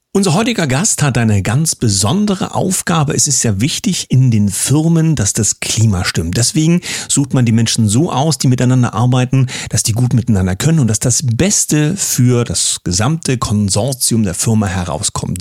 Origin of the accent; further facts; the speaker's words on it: East Germany, Germany; als Ossi